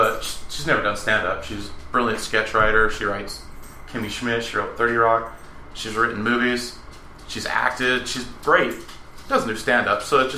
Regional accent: Draper, Utah, United States; I grew up in Draper.

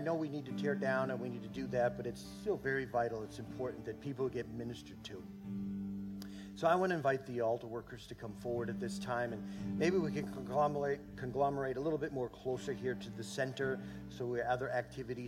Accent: New England, United States; now in Minnesota, United States; I'm from New England

